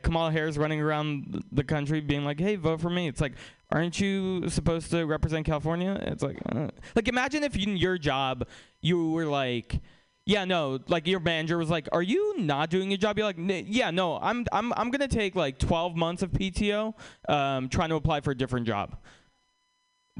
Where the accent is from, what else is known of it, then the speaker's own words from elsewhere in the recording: Russia; now in United States; we're from Russia